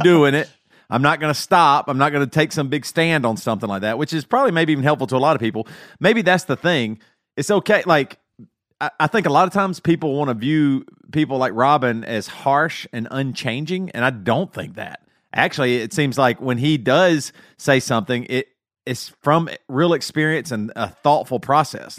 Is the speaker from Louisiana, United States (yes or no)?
no; South Carolina, United States; moved away; I'm from South Carolina. All my family's in South Carolina, huge red state, very big Trump supporters. I have moved away.